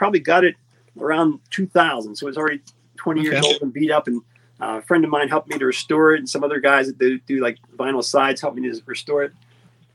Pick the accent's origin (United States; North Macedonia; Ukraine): United States; Johnstown, Pennsylvania; I'm from Johnstown